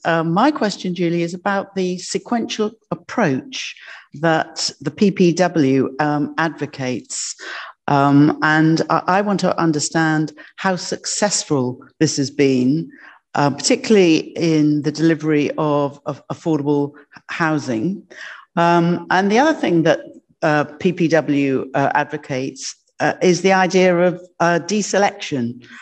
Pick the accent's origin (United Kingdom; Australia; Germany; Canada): Germany; born there; Well, this is difficult for me because I'm a forces brat and I was born in Germany in a military hospital.